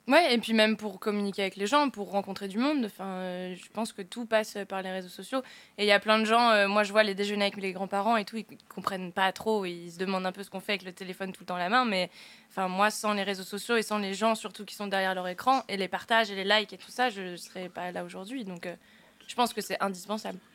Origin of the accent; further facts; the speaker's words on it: Picardy, Hauts-de-France, France; je viens de Picardie